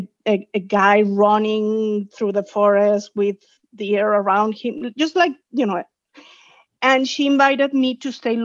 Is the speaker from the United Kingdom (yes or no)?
no; Mexico; moved away as an adult; also born or lived in New York City, United States; now in Walnut Creek, United States; I'm originally from Mexico